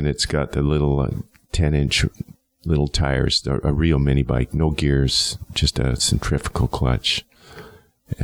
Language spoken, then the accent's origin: English; Edmonton, Alberta, Canada; moved away as an adult; I grew up in Edmonton, north side